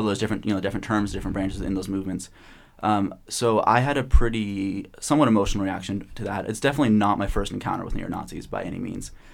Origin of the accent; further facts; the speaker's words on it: Portland, Oregon, United States; I'm from Portland, Oregon, studying psychology